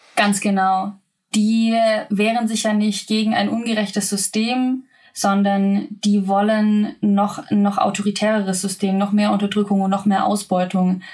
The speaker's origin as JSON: {"language": "German", "area": "Swabia", "region": "Baden-Württemberg", "country": "Germany", "tie": "born or raised there", "also_born_or_lived": "Lower Bavaria", "moved": "as an adult", "said": "ich komme äh, vom Dorf bin im Schwabeländle aufgewachsen"}